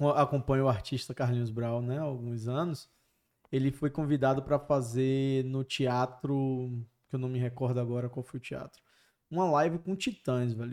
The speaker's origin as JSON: {"language": "Portuguese", "region": "Bahia", "country": "Brazil", "said": "Eu sou baiano"}